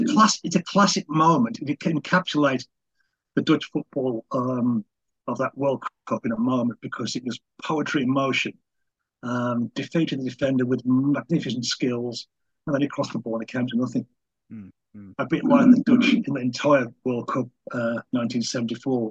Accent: England, United Kingdom; I'm English and sort of quite old

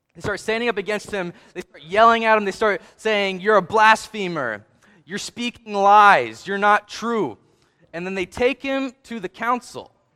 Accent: Hagerstown, Maryland, United States; I grew up in Hagerstown, Maryland

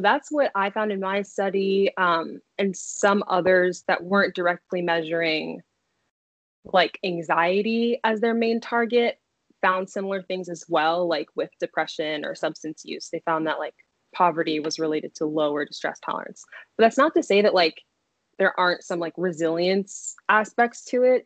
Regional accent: Silver Spring, Maryland, United States; moved away as an adult; also born or lived in Connecticut / Washington, District of Columbia, United States; now in Chicago, United States; I'm from Silver Spring, Maryland. You know, like proud DMV native.

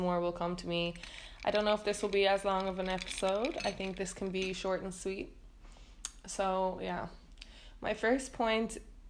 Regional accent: Ireland; moved away as an adult; now in Netherlands; growing up in Ireland

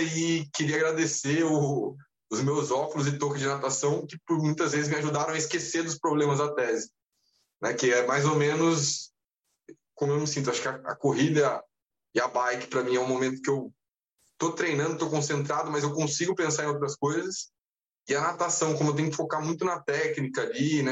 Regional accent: Taubaté, São Paulo, Brazil; moved away as an adult; also born or lived in Rio de Janeiro; não nasci em Taubaté, mas fui criado até os 18 anos. Eu morei em Taubaté, no interior de São Paulo

